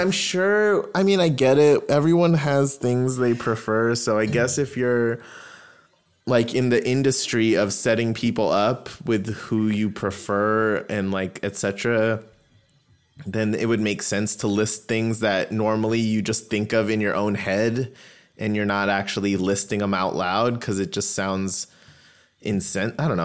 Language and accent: English; Yuma, Arizona, United States; So I grew up in Arizona, right? Like, there was a small Indian community in Yuma, but it wasn't big